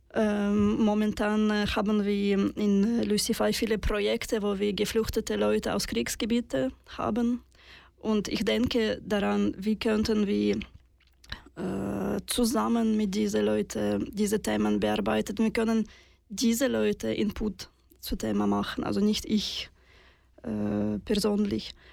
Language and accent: German; Russia; German is a second language; now in Switzerland; ich bin in Russland geboren